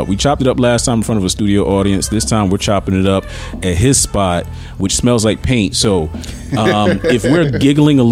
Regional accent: Kannapolis, North Carolina, United States; I'm country. I'm from Kannapolis

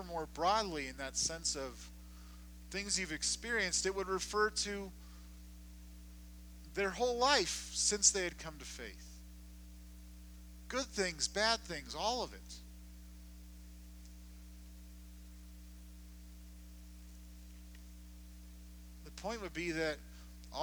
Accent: Southern California, United States; where I grew up in Southern California

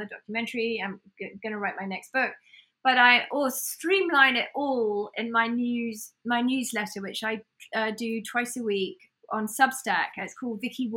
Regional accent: United Kingdom; accent: British; now in United States; I have a British accent

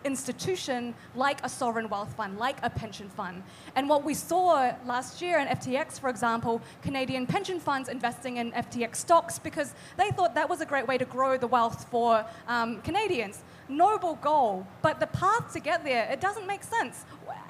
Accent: Bangkok, Thailand; also born or lived in New Zealand; now in Auckland, New Zealand; I'm from New Zealand. I grew up in Thailand and then eventually moved to New Zealand

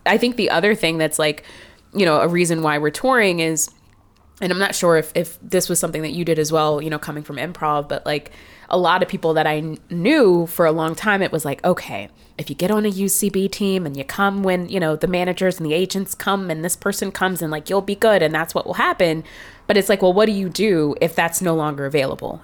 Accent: Marietta, Georgia, United States; I grew up seeing that in Atlanta

